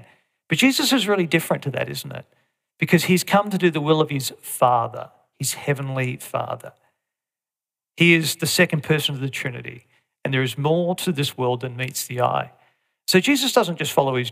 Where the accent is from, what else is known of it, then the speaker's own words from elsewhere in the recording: Australia; as Aussies, we can, even as Aussie Christians